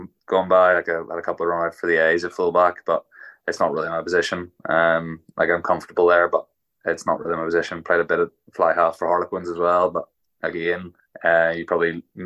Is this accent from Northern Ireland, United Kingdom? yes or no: yes; Ulster, Northern Ireland, United Kingdom; growing up as a Ulsterman